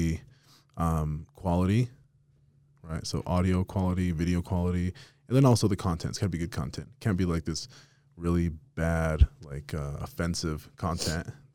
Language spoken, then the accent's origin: English; Las Vegas, Nevada, United States; now in Utah, United States; I'm from Vegas originally, and I still go back all the time